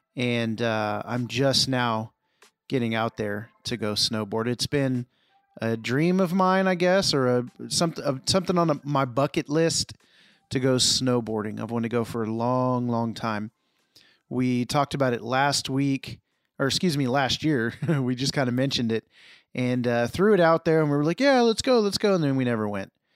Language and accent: English; Houston, Texas, United States; I grew up in Houston, so we were near, near Galveston.